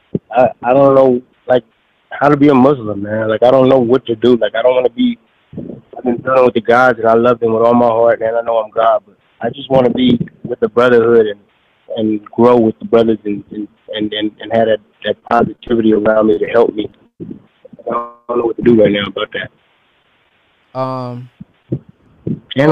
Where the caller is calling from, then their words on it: Phoenix, Arizona, United States; I'm calling from Arizona, Phoenix.